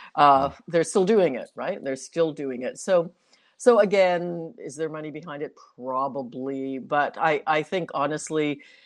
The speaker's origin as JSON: {"language": "English", "town": "Toronto", "region": "Ontario", "country": "Canada", "tie": "born or raised there", "also_born_or_lived": "New York", "said": "i'm one of the few born and bred torontonians"}